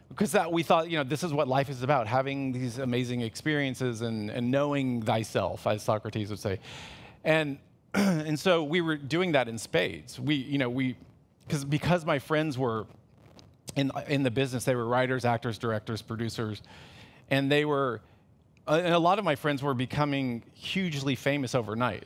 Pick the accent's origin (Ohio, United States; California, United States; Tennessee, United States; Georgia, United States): California, United States; Los Angeles; I'm from Los Angeles